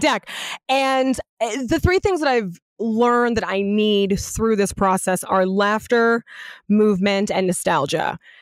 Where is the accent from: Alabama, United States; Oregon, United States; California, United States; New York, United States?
California, United States; Los Angeles; also born or lived in Ladera Heights, Los Angeles; I grew up in Venice in the nineties, before my parents moved to Ladera Heights